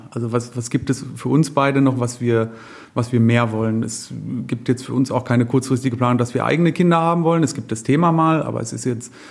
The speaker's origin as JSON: {"language": "German", "region": "North Rhine-Westphalia", "country": "Germany", "lives_now": "Munich, Germany", "said": "Wir kommen nicht aus München, wir kommen aus dem, also ich aus dem Münsterland, Jennifer aus dem Ruhrgebiet."}